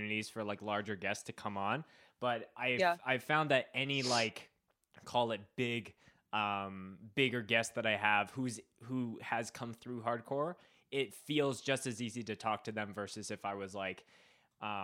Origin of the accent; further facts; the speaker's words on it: Winnipeg, Manitoba, Canada; I was growing up in Winnipeg